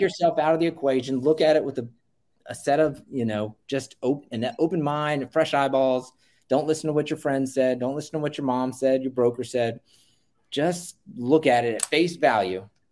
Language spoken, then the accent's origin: English; Virginia Beach, Virginia, United States; Virginia Beach, Virginia. Uh, it's my hometown.